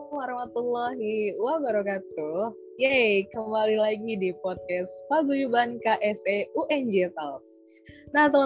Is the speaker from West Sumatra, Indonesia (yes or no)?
no; Bekasi, West Java, Indonesia; aku dulu pas kecil aku tinggal di Bekasi sih kak. Alhamdulillah sampai besar uh, aku nggak pindah-pindah.